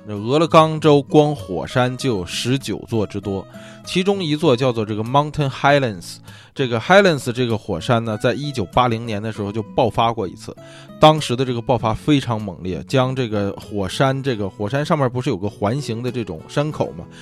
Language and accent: Chinese; China; now in Los Angeles, United States; 一听我是中国人嘛